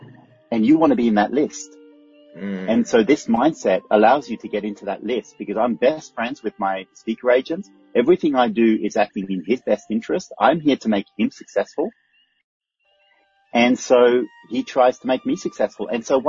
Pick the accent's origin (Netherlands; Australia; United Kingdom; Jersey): Australia; Actually, I say no worries often because I'm Australian and the translation of no problem in Australian is no worries.